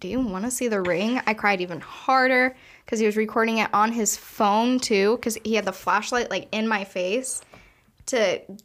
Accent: Toledo, Ohio, United States; I'm from Toledo.

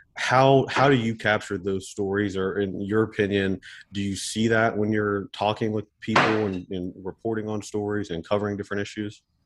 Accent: Elk River, West Virginia, United States; I grew up on the on the Elk River as well.

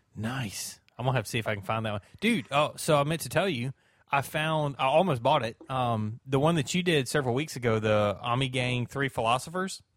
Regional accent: South Alabama, United States; also born or lived in Georgia; I'm from South Alabama. I've always, uh, really kinda lived in South Alabama.

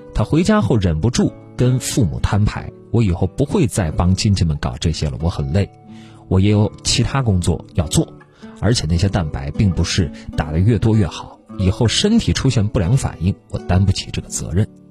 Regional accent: Guangdong, China; 我是潮汕人

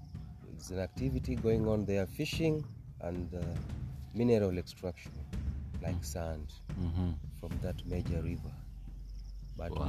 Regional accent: Ulugulu, North Gem sub-county, Siaya County, Kenya; we are from Luanda Umdumra. We are from Ulugulu.

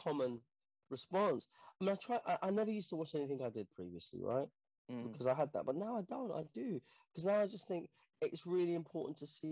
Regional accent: London, United Kingdom; I grew up in Portobello Road, you know, in Portobello Road in the 80s

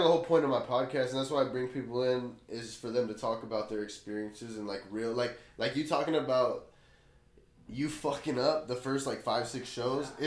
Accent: Blythe, California, United States; moved away as an adult; I grew up in Blythe, so I grew up in a small town

